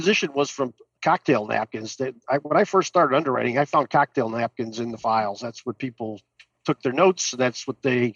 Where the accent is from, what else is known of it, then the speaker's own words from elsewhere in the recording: Oak Park, Illinois, United States; also born or lived in Chicago / DeKalb, Illinois; I lived in the first suburb west of Chicago called Oak Park. Went to Oak Park High School